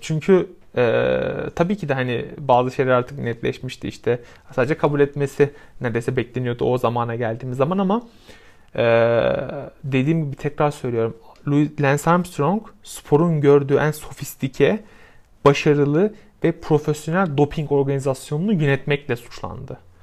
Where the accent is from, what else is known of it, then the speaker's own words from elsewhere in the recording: Samsun, Turkey; benim de aynı zamanda memleketim olan Samsun'un